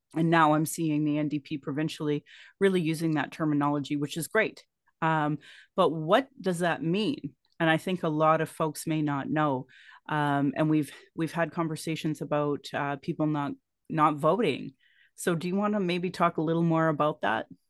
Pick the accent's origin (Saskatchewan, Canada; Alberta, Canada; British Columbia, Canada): Alberta, Canada; Calgary; I was born in Calgary or in Blackfoot, Mokinstis